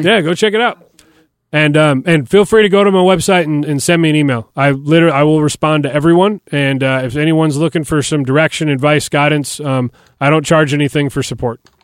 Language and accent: English; Detroit, Michigan, United States; moved away as an adult; now in Nashville, United States; I grew up in Detroit and played hockey my whole life.